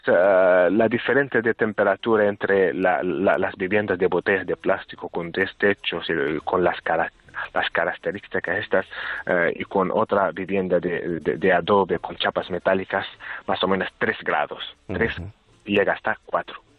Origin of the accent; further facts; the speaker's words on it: Sahrawi refugee camps, Tindouf, Algeria; yo nací aquí en los campamentos, nací y crecí en los campamentos